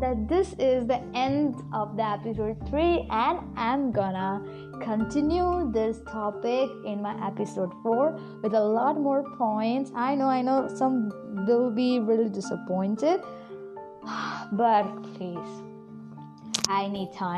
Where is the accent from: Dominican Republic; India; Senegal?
India; from India